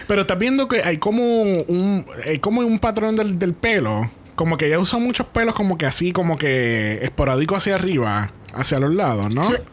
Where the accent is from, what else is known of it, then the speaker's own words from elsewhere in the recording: Puerto Rico; nosotros que somos boricua